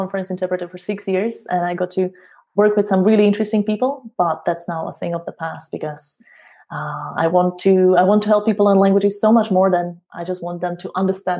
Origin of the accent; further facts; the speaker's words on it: Slovakia; English is a second language; from Slovakia